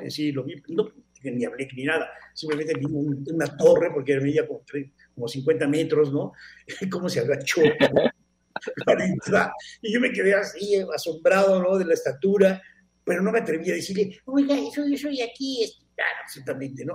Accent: Mexico; soy de México

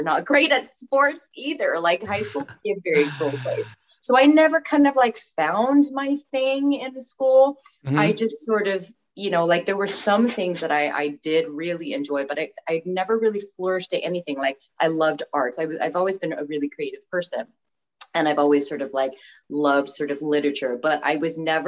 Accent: Bangkok, Thailand; also born or lived in California, United States; now in Chester, United Kingdom; I was born in the States, in California, but I moved to Thailand when I was 3. So I consider myself fully Thai. I grew up in Thailand

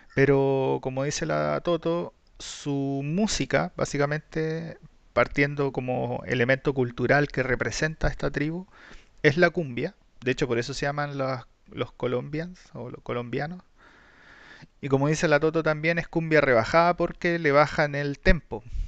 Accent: Chile

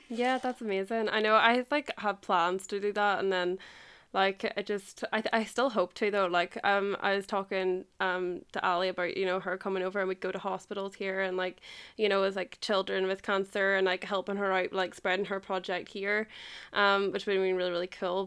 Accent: Ireland; I'm from Ireland

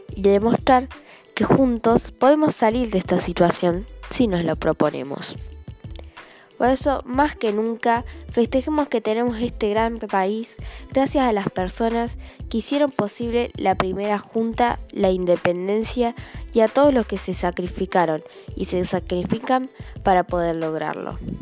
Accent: Argentina; comenzamos a llamarnos argentinos

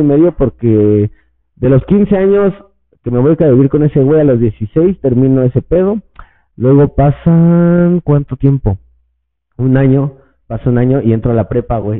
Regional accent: State of Mexico, Mexico; also born or lived in Puebla; todos somos del Estado de México

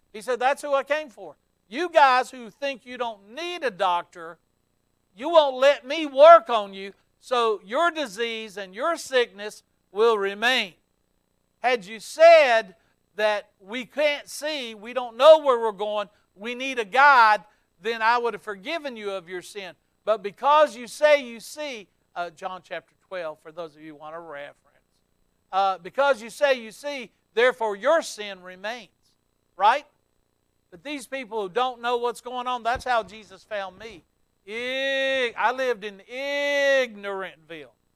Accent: the South, United States; I'm from the South down here

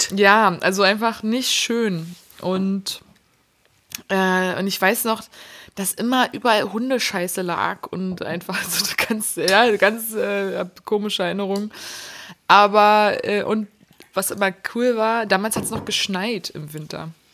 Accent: Berlin, Germany; ich bin ja gebürtige Berlinerin.

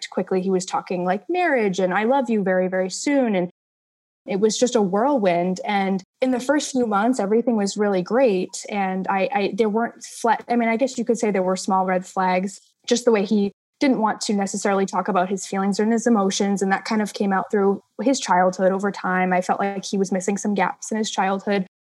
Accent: Massachusetts, United States; I'm from Massachusetts

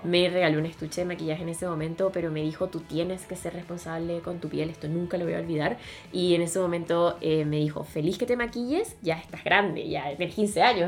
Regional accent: Venezuela; moved away as an adult; now in Chile; yo soy venezolana, pero vivo en Chile desde hace un poco más de cuatro años

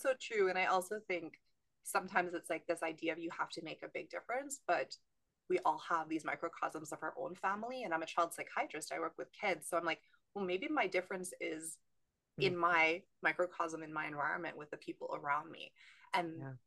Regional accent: Canada; moved away as an adult; also born or lived in California; now in San Diego, United States; I'm from Canada, trained in Canada, but I actually live in California now

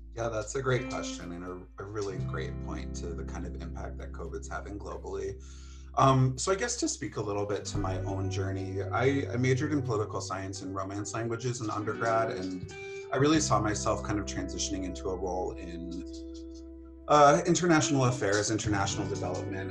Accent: northwestern Connecticut, United States; I grew up in northwestern Connecticut

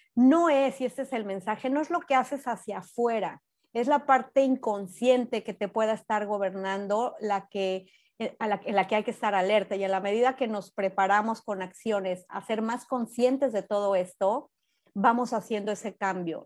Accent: Mexico; now in United States; en México de donde soy yo

